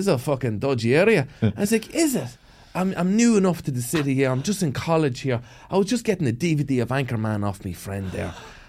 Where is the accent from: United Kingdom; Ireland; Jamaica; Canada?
Ireland; Gowna, County Cavan; accent: Cavan; moved away as an adult; I am from a little place called Gowna.